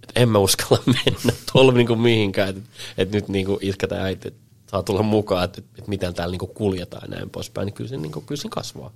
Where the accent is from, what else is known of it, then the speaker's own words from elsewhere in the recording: Helsinki, Uusimaa, Finland; also born or lived in Salo / Piikkiö; mä oon niin kuin Helsingissä kasvanut oikeastaan sit koko, koko niin kuin nuoruuden